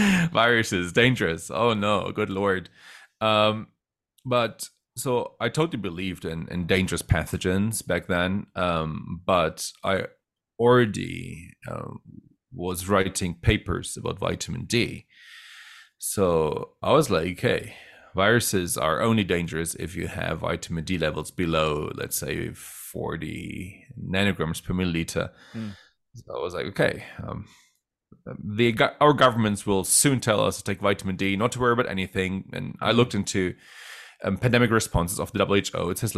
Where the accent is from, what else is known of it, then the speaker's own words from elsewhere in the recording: Germany; also born or lived in Netherlands; And then, of course, I was raised in Germany and the Netherlands.